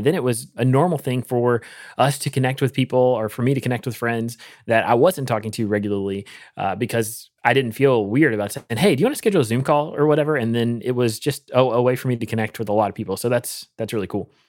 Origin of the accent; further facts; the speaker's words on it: North Carolina, United States; growing up in North Carolina